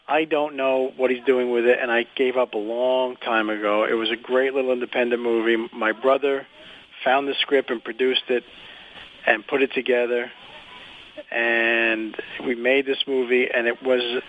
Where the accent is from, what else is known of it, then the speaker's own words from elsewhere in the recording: New York City, New York, United States; I'm from Brooklyn